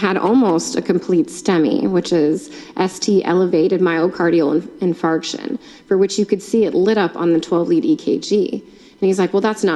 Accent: United States; I'm a very proud American citizen. I come from a family of immigrants

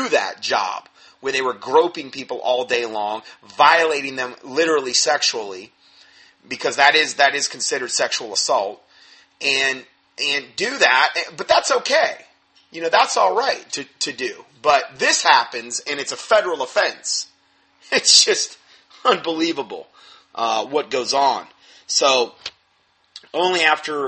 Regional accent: Florida, United States; where I grew up in Florida

